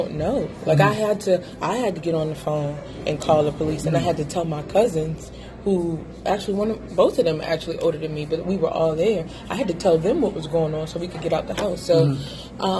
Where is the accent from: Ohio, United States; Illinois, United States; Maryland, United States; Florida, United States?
Maryland, United States; Baltimore; I am from Baltimore